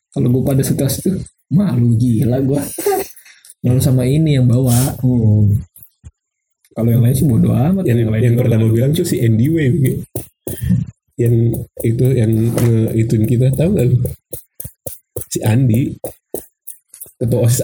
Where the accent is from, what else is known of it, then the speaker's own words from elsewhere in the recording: Bekasi, West Java, Indonesia; Iya gue dari Bekasi.